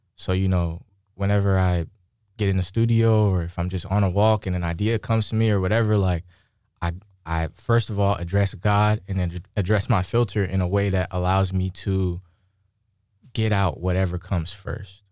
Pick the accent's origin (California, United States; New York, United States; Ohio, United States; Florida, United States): California, United States; Moreno Valley; coming up in Moreno Valley, California, it's, like, super insulated